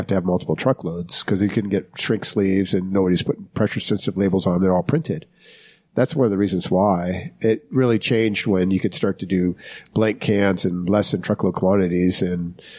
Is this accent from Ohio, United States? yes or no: yes; Toledo, Ohio, United States; moved away as an adult; also born or lived in Michigan City, Indiana / North Carolina; now in Utah, United States; And then we migrated to Toledo, Ohio. And I grew up in Toledo.